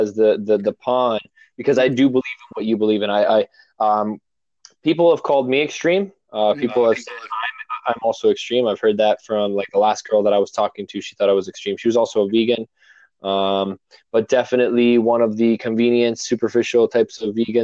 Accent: Toronto, Ontario, Canada; I'm from Toronto originally. I do live up north. I moved up north

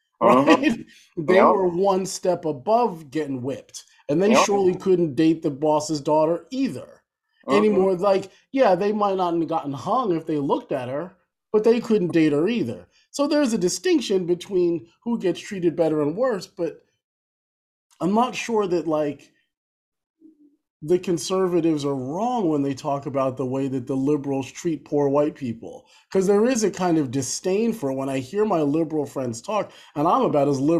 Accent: New Jersey, United States; moved away as an adult; also born or lived in New York / Boston, Massachusetts; now in Philadelphia, United States; born in Philly, growing up in New Jersey

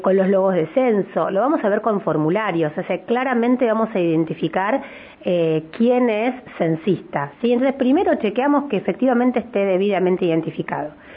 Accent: Neuquén, Argentina; los neuquinos

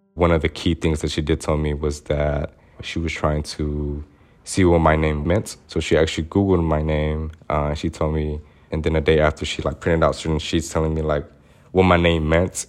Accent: Little Rock, Arkansas, United States; I was raised in Southwest Little Rock, which I say is the segregated part of Little Rock, Arkansas

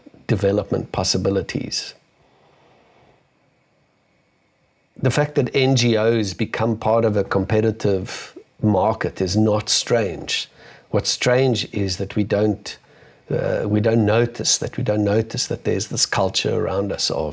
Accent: South Africa; being a South African

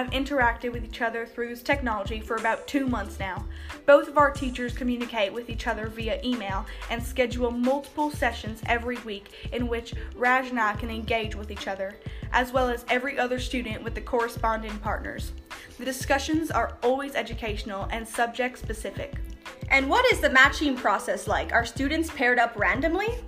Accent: South Carolina, United States; I'm from South Carolina.

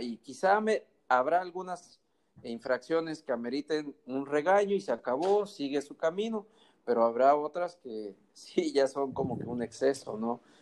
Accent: Mexico; los que somos de México

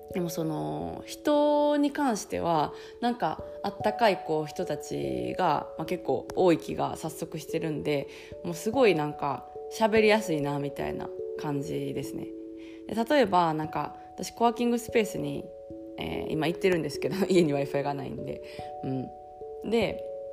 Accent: southern Osaka, Japan; moved away as an adult; now in South of France, France; 私あの南大阪あの出身だから

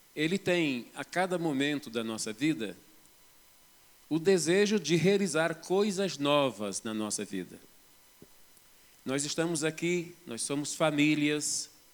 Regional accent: Rio de Janeiro, Brazil; moved away as an adult; now in Belo Horizonte, Brazil; caraca é uma gíria carioca. Eu sou do estado do Rio de Janeiro. Estou aqui em Belo Horizonte, vai fazer 20 anos

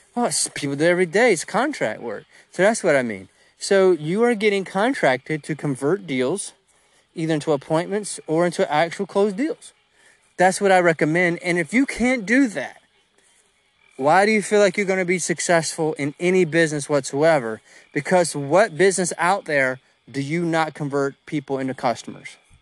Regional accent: United States; I'm an American too

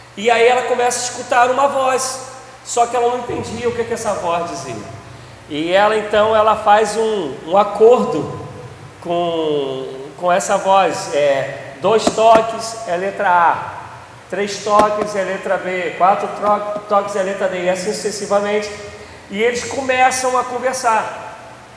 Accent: Brazil; a gente, enquanto brasileiro, a gente é oriundo disso

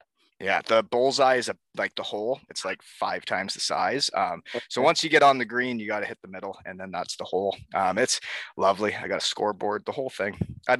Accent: Elmira, Ontario, Canada; my hometown of Elmira, Ontario.

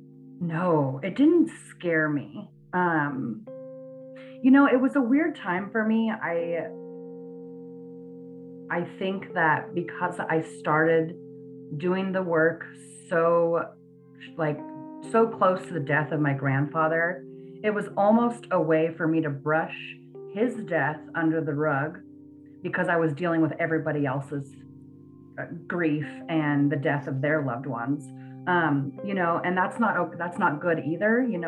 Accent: San Francisco, California, United States; I am. I'm from San Francisco.

